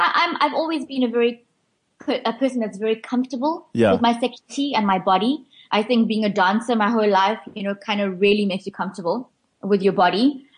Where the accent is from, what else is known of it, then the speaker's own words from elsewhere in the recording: India; well, I'm Indian. I love India.